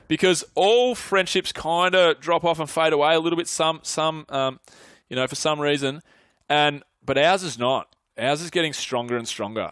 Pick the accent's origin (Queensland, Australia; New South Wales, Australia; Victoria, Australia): Victoria, Australia; Mornington Peninsula; moved away as an adult; also born or lived in Melbourne; now in Sydney, Australia; a lot of my mates that I grew up with are on the Mornington Peninsula